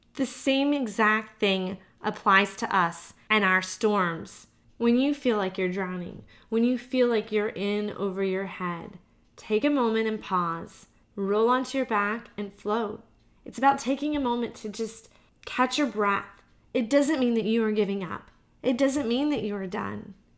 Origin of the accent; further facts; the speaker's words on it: Georgia, United States; I'm from Georgia. We, we don't have hills here